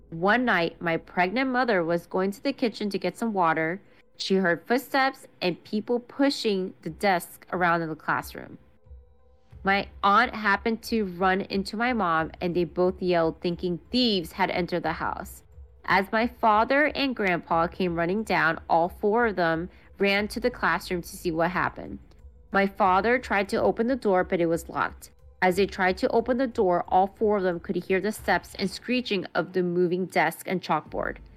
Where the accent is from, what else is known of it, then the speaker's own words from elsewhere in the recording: Maryland, United States; I was born and raised in Montgomery County, Maryland. Woo! Shout out Moco.